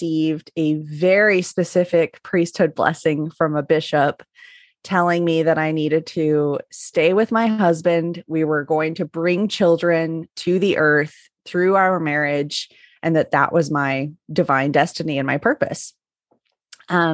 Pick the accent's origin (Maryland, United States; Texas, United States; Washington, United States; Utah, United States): Utah, United States; Northern; I did grow up in Northern Utah, so right near Mormon Mecca there.